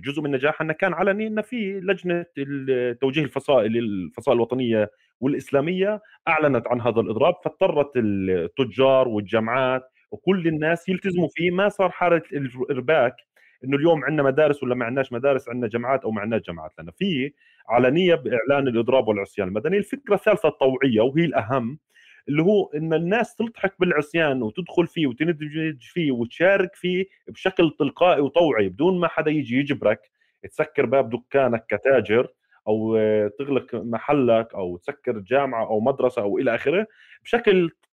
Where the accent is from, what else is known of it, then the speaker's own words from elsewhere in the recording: Palestine; احنا كفلسطينيين 14 مليون